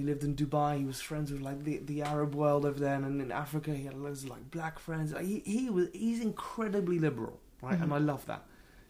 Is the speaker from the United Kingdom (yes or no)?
yes; England, United Kingdom; I'm English, you know, but like...